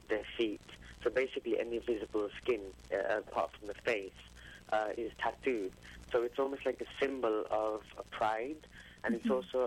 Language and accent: English; England, United Kingdom; my upbringing here in the West, in England